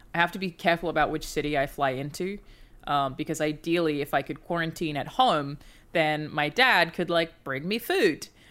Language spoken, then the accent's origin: English; Australia; moved away; I'm Australian